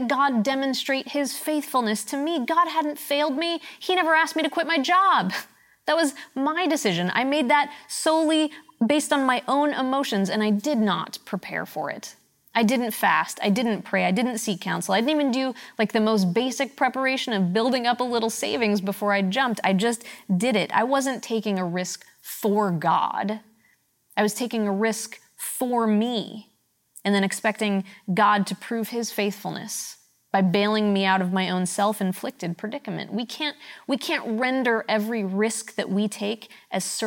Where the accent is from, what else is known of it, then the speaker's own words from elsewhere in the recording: Pittsburgh, Pennsylvania, United States; moved away; I'm from Pittsburgh